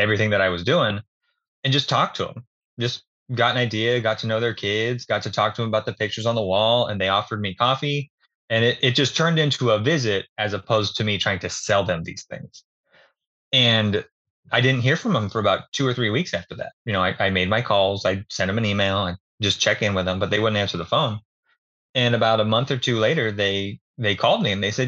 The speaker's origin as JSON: {"language": "English", "town": "Falls City", "region": "Oregon", "country": "United States", "tie": "born or raised there", "said": "I grew up out in Fall City, actually, a little small town outside of Dallas. We're about 20 minutes west of Salem."}